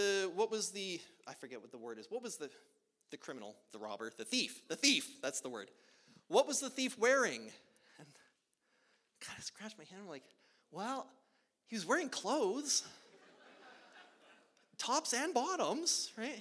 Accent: Edmonton, Alberta, Canada; moved away as an adult; now in Oklahoma, United States; I grew up in Edmonton, Alberta, Canada

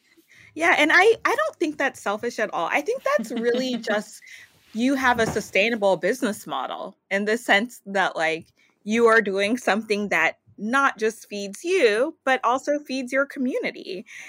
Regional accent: Louisiana, United States; now in New York, United States; I am not a native New Yorker. I'm from Louisiana

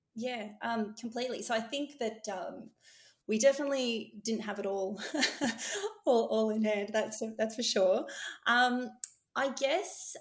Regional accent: Melbourne, Victoria, Australia; I was born in the west of uh, of Melbourne, um, and I now live in the northwest of Melbourne in uh, Tullamarine

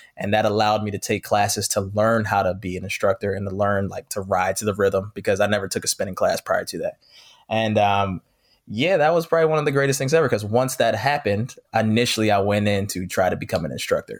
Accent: Philadelphia, Pennsylvania, United States; moved away as an adult; now in Los Angeles, United States; I'm from Philadelphia, originally born and raised

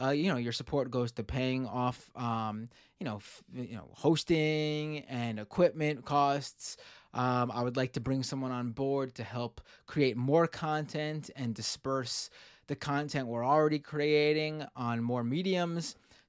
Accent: New York, United States; growing up in New York

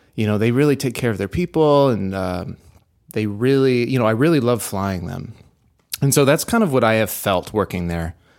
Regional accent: Houston, Texas, United States; moved away; also born or lived in Dallas, Texas; I like to consider myself being raised in Houston

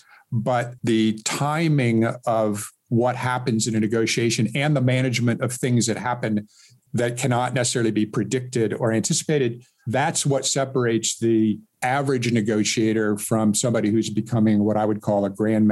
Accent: Seattle, Washington, United States; moved away as an adult; also born or lived in Miami, Florida / Silicon Valley, California; I was born and raised in Seattle

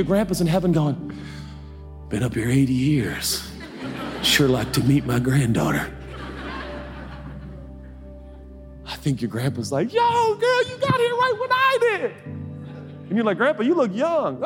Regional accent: United States; I'm American

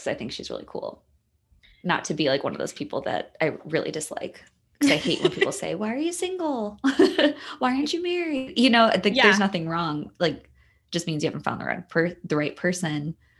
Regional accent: Chicago, Illinois, United States; Side of Chicago, actually. And I was trying to figure out today where she went to high school, because I'm from the South Side.

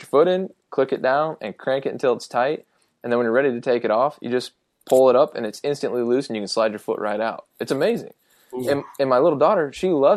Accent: Ohio, United States; moved away; when I growing up in Ohio, I had insulated boots

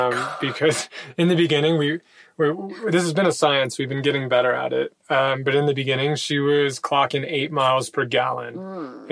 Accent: United States; moved away as an adult

